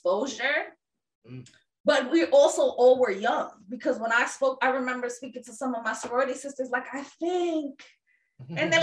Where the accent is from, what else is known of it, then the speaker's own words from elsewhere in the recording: New York, United States; as a New Yorker that had friends with queer folks